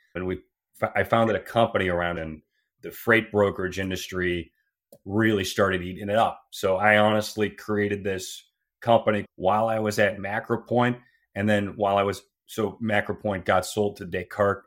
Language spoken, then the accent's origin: English; Cleveland, Ohio, United States; moved away; also born or lived in Laredo, Texas / Cincinnati, Ohio; I grew up in Cleveland, went to the Fisher College of Business